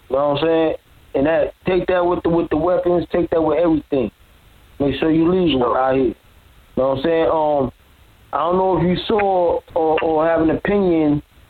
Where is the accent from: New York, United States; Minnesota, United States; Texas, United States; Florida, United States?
New York, United States; I'm from up top. I'm from New York